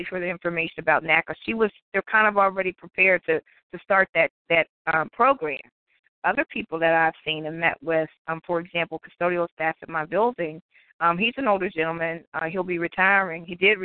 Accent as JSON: {"language": "English", "region": "Ohio", "country": "United States", "moved": "yes", "said": "I'm from Ohio originally"}